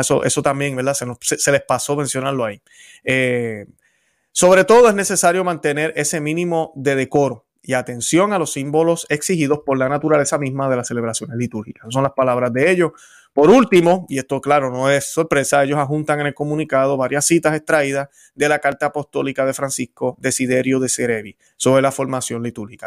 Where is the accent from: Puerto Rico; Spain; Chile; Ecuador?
Puerto Rico; Yo vengo del Caribe, vengo de Puerto Rico, y en Puerto Rico andamos sin camisa donde quiera